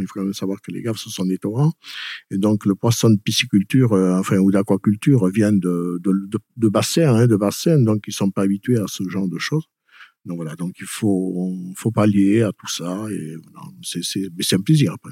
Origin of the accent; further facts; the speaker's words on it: Pouillon, Nouvelle-Aquitaine, France; moved away as an adult; now in Peyrehorade, France; Je suis pas originaire de Peyroade. Je suis originaire de Pouillon